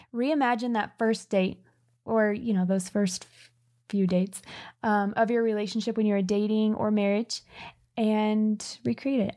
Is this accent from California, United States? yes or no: yes; California, United States; We grew up in California